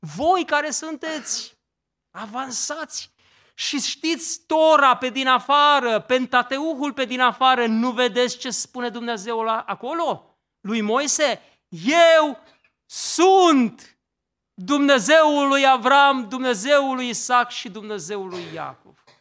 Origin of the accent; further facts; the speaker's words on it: Romania; în satul meu, în Ortele